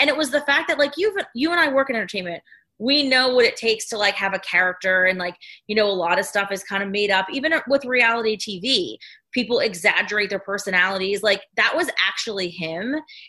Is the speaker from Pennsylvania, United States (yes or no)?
yes; the Poconos, Pennsylvania, United States; I grew up in the Poconos.